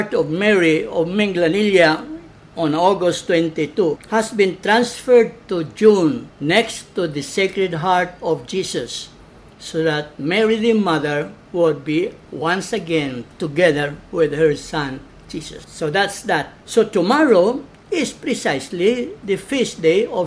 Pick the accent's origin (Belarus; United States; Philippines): Philippines; Balamban, Central Visayas; Pinamungahan is the mother parish of Balamban, my hometown